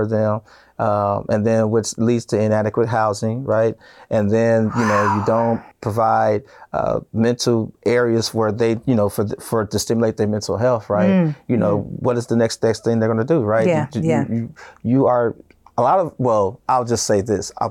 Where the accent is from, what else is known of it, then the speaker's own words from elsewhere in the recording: Gary, Indiana, United States; We're born and raised in Gary, Indiana